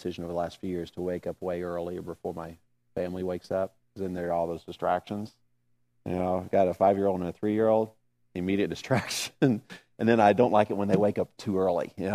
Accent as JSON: {"language": "English", "region": "the South", "country": "United States", "said": "I'm from the South"}